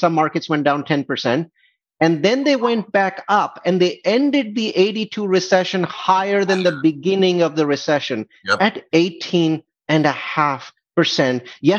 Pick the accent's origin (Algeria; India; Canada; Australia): India; now in United States; India, I came from India, is 2 to 3x more expensive as a percentage of salaries as the US is